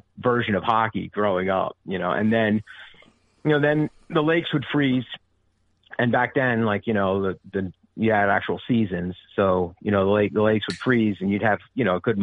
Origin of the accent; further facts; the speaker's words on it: New Jersey, United States; I'm from Southern New Jersey